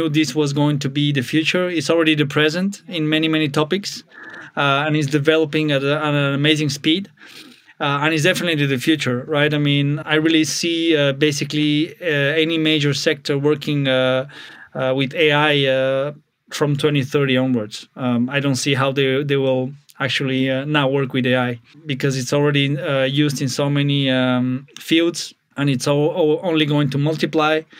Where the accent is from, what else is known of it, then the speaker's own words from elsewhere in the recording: Spain; also born or lived in Bulgaria / France / Switzerland / Austria; now in Germany; Uh, to be a bit of a backstory, I was born in Bulgaria but moved to Spain when I was 10, uh, and I've been living in France, Switzerland, Austria, now Germany.